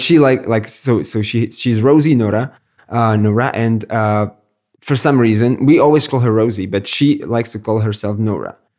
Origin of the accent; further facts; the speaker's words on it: Brno, South Moravian Region, Czechia; I'm born and raised in Brno